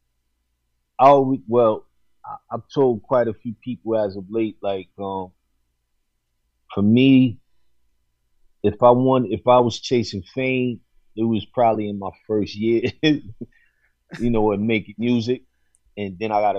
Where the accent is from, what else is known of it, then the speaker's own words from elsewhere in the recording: New York City, New York, United States; moved away as an adult; growing up in New York is one thing. Being a young adult in New York, you know, during the 90s and the 2000s is another thing.